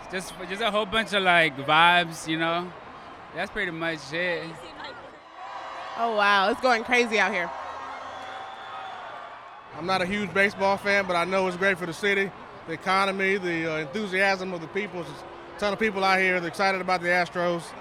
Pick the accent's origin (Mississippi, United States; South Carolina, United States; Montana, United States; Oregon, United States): Mississippi, United States; now in Houston, United States; I'm actually from another state, but I'm from Mississippi. But I, I've been in Houston like seven years, so I'm like adopted.